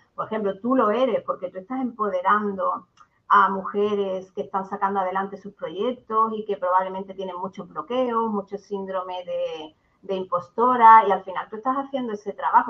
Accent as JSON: {"language": "Spanish", "town": "Barbate", "region": "Andalusia", "country": "Spain", "also_born_or_lived": "Granada", "moved": "yes", "lives_now": "Seville, Spain", "said": "vivo en Sevilla ahora mismo, pero soy de Barbate, de Cádiz, de un pueblecito del sur."}